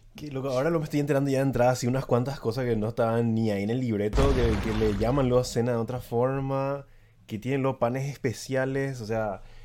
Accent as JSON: {"language": "Spanish", "town": "San Lorenzo", "region": "Central", "country": "Paraguay", "said": "yo no soy lo de Asunción, de hecho, yo soy de San Lorenzo, que es una, ciudad que está un poco alejada de, Asunción"}